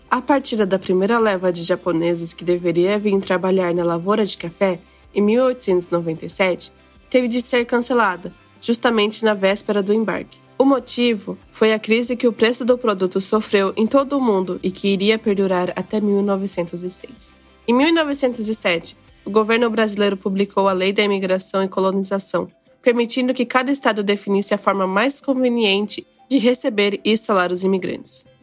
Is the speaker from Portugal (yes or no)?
no; Japan; nasci no Japão e sempre estudei na escola japonesa. No meu podcast, eu falo um pouquinho sobre a cultura japonesa e a cultura do meu país, que é o Brasil.